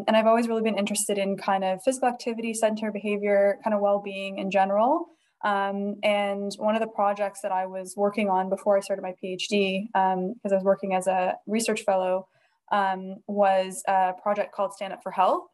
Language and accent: English; Toronto, Ontario, Canada; moved away as an adult; now in Edinburgh, United Kingdom; I'm originally from Toronto, Canada